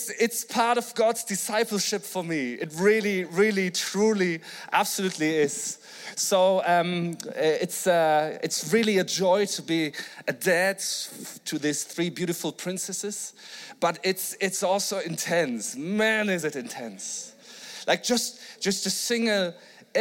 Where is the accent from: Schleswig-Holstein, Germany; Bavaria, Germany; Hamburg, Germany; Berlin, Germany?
Schleswig-Holstein, Germany; Flensburg; I'm from Flensburg in Germany